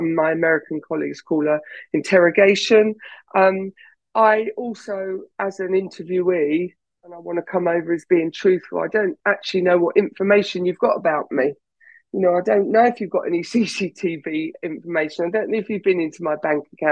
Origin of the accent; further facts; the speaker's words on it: England, United Kingdom; I'm English, I'm British